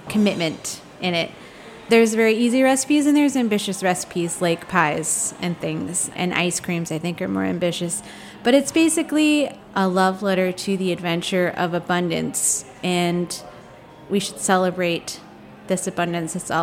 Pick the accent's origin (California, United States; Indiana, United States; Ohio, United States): California, United States; San Diego and San Francisco; now in Los Angeles, United States; I grew up in San Diego and San Francisco, half and half.